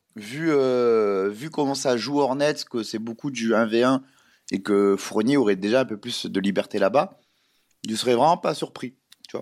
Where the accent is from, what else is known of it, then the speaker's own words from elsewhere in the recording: France; on est des Français